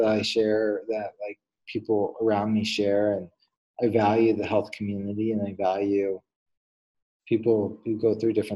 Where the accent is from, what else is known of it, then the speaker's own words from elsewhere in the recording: Fairfax, Virginia, United States; I grew up right outside of Washington, D.C., Fairfax, Virginia area